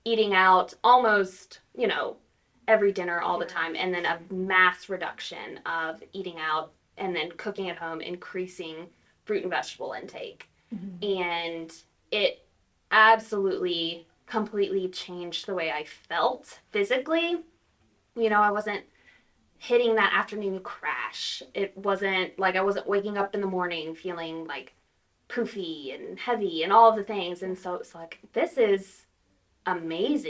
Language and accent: English; Louisiana, United States; moved away as an adult; also born or lived in Texas; now in Tahlequah, United States; So I am from Louisiana originally